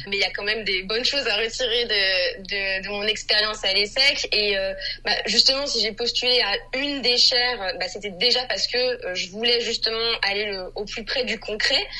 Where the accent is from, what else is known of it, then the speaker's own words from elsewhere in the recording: France; je suis française